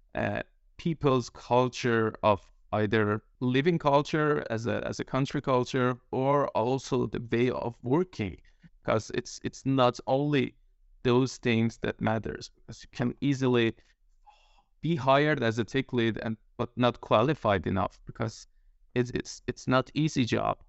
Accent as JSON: {"language": "English", "country": "Iran", "moved": "yes", "lives_now": "Denmark", "said": "I'm Iranian, living in Denmark"}